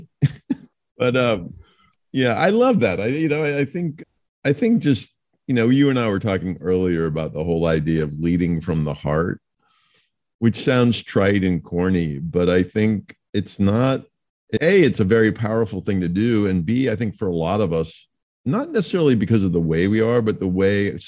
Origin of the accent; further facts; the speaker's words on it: United States; I don't think of myself as an American. I actually a lot of times prefer not to think of myself as an American